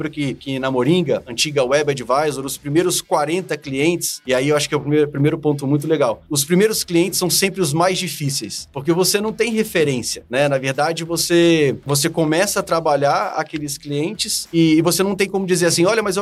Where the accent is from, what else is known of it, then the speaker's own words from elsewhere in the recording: Brasília, Federal District, Brazil; born there; eu sou, eu sou brasiliense, nasci aqui em Brasília